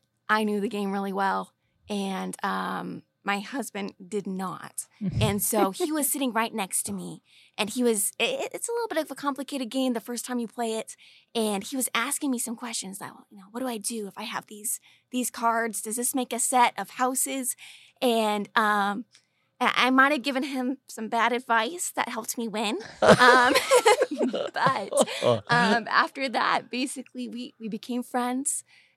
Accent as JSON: {"language": "English", "region": "California", "country": "United States", "tie": "born or raised there", "moved": "as an adult", "lives_now": "Arequipa, Peru", "said": "his roommate was from my home church and school where I grew up in California."}